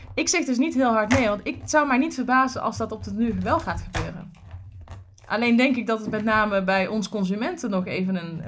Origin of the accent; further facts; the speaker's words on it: Tilburg, North Brabant, Netherlands; ik kom uit Krijkenstad, hè, dus Kruikenzeiker